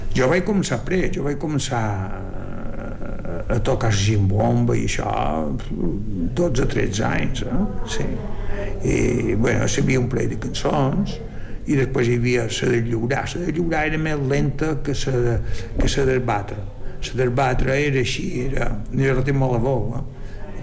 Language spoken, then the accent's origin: Catalan; Llucmajor, Balearic Islands, Spain; Vaig néixer a Llumajor, però nosaltres estàvem a Sonavall.